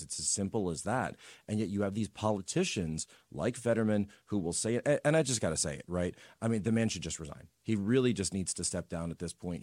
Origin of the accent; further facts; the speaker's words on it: Wawa, Pennsylvania, United States; I'm from Wawa, Pennsylvania